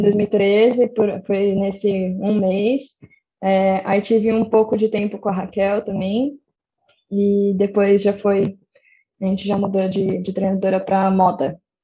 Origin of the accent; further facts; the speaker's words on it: São Paulo, Brazil; eu sou de São Paulo, mas toda a minha família é de Socorro